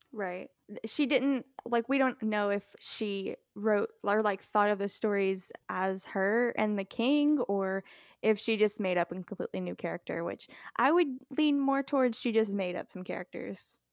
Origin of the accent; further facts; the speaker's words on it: Texas, United States; I'm from Texas